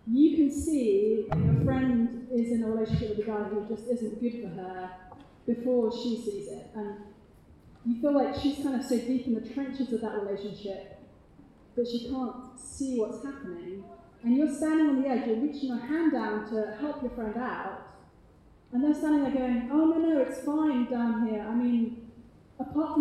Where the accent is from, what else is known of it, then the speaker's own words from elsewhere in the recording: United Kingdom; accent: British; my British accent